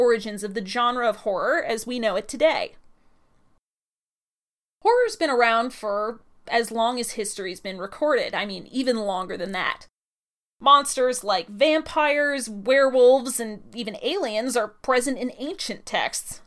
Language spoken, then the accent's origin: English; Midwest, United States; now in North Carolina, United States; I grew up in the Midwest